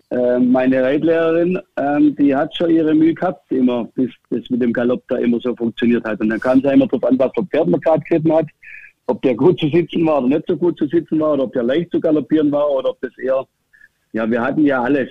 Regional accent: near Stuttgart, Remstal, Baden-Württemberg, Germany; moved away as an adult; also born or lived in Hannover; Ich bin auf einem Bauernhof, kann man sagen, groß geworden in der Nähe von Stuttgart

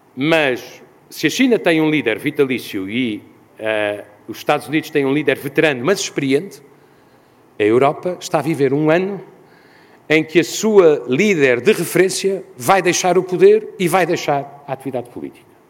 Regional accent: Portugal; como europeu e ainda mais como português

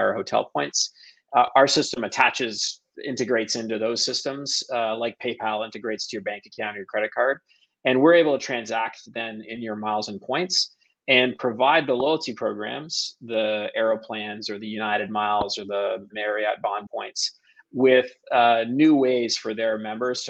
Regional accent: Toronto, Ontario, Canada; I am from Toronto, a Toronto native, born and bred here.

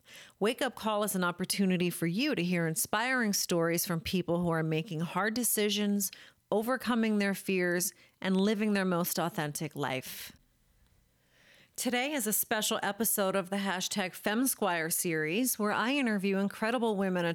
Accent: New Jersey, United States; I'm from Jersey, so I have to say it.

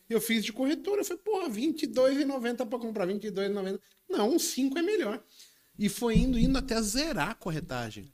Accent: Brazil; a gente, como brasileiro em si

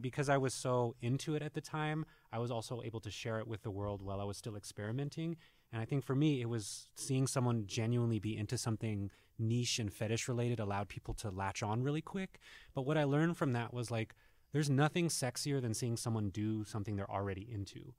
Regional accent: New Mexico, United States; growing up in New Mexico

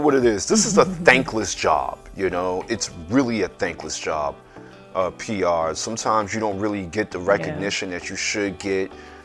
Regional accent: New York, United States; as a New Yorker

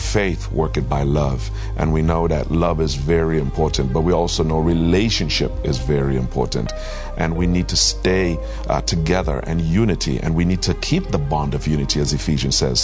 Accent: Trinidad & Tobago; now in Toronto, Canada; I'm originally from Trinidad and Tobago

